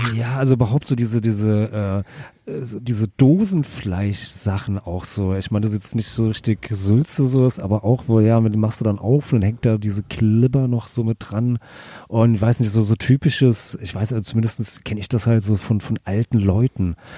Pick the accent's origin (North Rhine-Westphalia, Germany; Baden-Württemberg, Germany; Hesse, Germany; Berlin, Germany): Hesse, Germany; Hattenheim; bei uns in Hattenheim